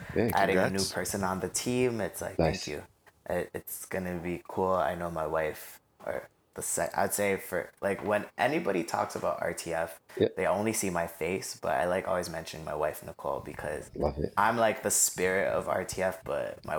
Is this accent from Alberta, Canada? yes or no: no; Toronto, Ontario, Canada; also born or lived in Scarborough, Toronto; growing up in Rexdale